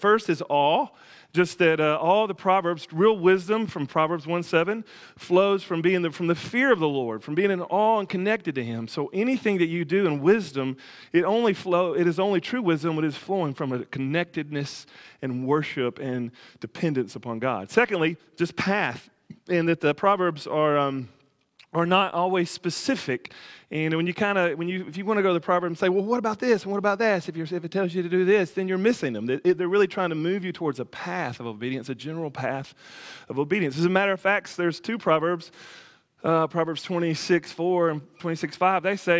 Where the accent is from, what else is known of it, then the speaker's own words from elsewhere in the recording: the South, United States; I'm a Southerner, so kind of thing.